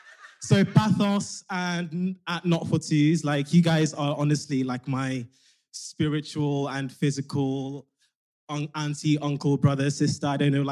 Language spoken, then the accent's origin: English; Nigeria; also born or lived in London; now in Scotland, United Kingdom; I'm 28. Pronouns he, him. I'm from Nigeria via London. But now, unfortunately, living in Scotland.